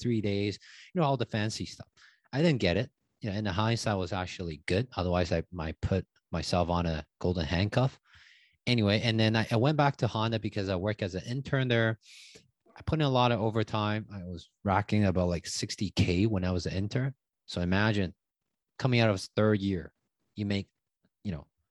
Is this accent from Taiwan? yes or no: yes; Taiwan; English is a second language; moved away as an adult; also born or lived in Vancouver, Canada; now in Toronto, Canada; So I grew up in Taiwan, moved to Canada when I was 18, came here with a student visa.